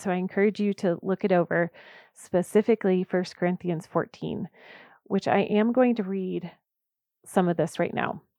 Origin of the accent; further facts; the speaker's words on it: the South, United States; I was raised in the South, and I love Southern roots